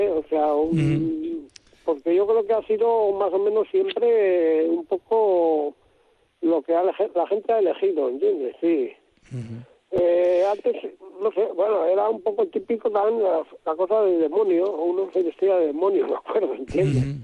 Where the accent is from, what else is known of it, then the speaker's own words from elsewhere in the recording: Okariz, Basque Country, Spain; Sí, sí, de aquí soy nacido, sí, en Ocari, sí.